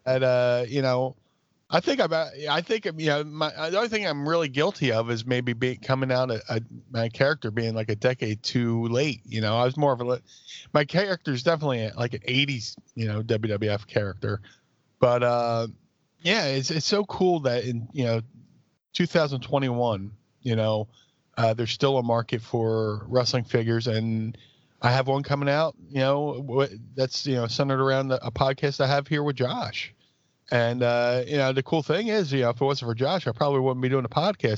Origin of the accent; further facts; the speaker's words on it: Philadelphia, Pennsylvania, United States; my hometown South Philly